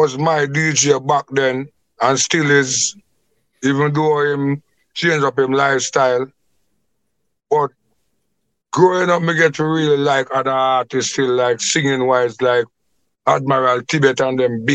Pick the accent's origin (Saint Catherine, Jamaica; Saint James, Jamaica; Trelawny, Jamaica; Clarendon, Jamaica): Clarendon, Jamaica; also born or lived in Kingston; I was born and raised in Clarendon, officially.